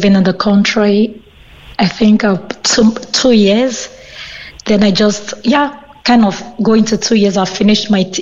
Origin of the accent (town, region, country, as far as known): Nigeria; born or raised there; now in Ireland